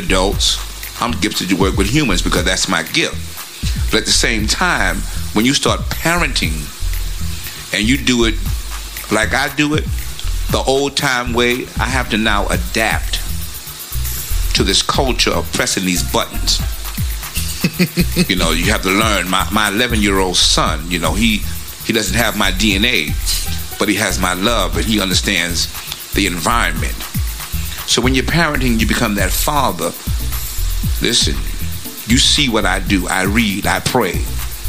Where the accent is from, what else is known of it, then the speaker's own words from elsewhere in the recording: New York City, New York, United States; now in Virginia Beach, United States; I'm from Brooklyn